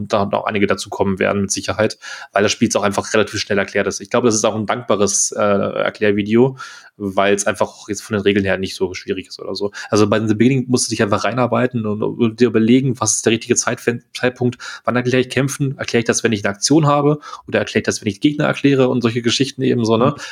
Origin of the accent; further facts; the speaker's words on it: Germany; als Deutscher